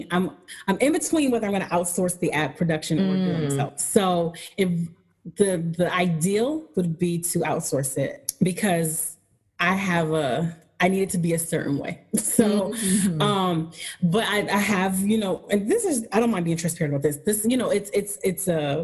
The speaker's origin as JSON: {"language": "English", "town": "Buffalo", "region": "New York", "country": "United States", "said": "I'm from Buffalo."}